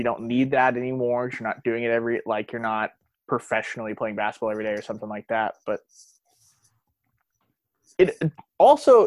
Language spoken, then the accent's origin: English; Norman, Oklahoma, United States; also born or lived in Atlanta, Georgia; born and raised in Norman, Oklahoma